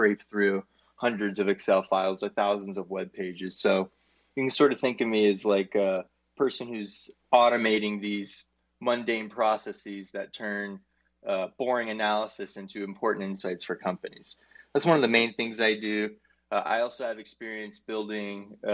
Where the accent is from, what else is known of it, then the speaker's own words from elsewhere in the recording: Arizona, United States; I'm from Arizona in the United States.